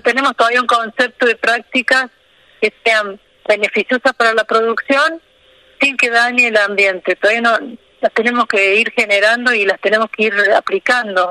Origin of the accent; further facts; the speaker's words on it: Río Tercero, Córdoba, Argentina; moved away as an adult; now in Villa Rumipal, Argentina; Yo soy de Río Tercero, que es una ciudad al sur de Córdoba.